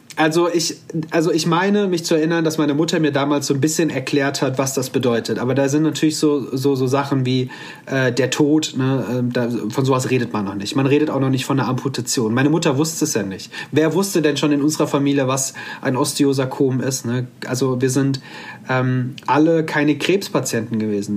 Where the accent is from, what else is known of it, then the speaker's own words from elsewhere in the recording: Offenbach district, near Frankfurt am Main, Hesse, Germany; Ich komme aus dem Kreis Offenbach am Main ähm, in der Nähe von Frankfurt am Main